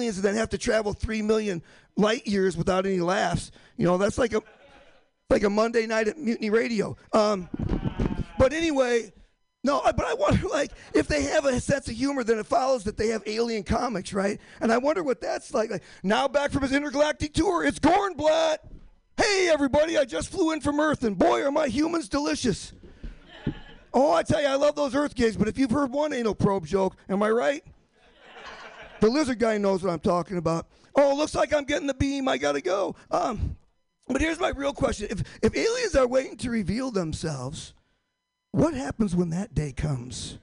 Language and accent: English; Michigan, United States; moved away; also born or lived in Boston; I'm from Michigan. I'm from the hickey redneck part of Michigan